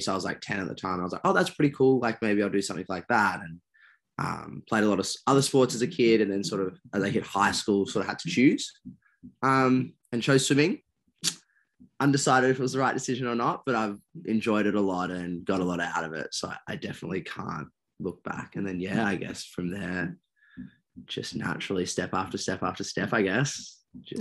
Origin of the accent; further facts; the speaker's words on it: Perth, Western Australia, Australia; I was born over in Perth